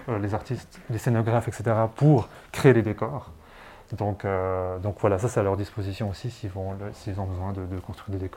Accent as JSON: {"language": "French", "town": "Martigny", "region": "Valais", "country": "Switzerland"}